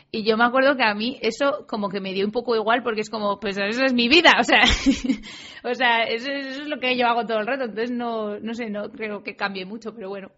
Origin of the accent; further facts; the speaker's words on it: Madrid, Community of Madrid, Spain; yo nací en Madrid, en el centro además